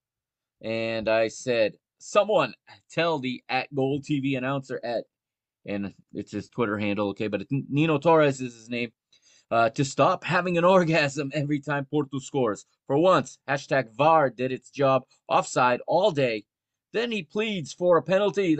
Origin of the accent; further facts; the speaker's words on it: United States; I grew up here in the United States